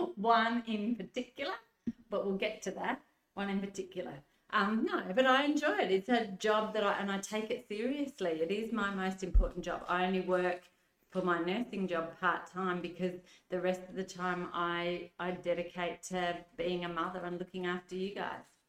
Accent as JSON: {"language": "English", "town": "Adelaide", "region": "South Australia", "country": "Australia", "tie": "born or raised there", "said": "I grew up in the southern suburbs of Adelaide"}